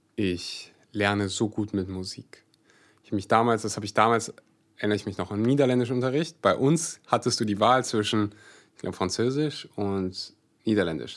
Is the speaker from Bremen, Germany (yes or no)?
no; Kleve district, North Rhine-Westphalia, Germany; ich komme aus Kreis Kleve.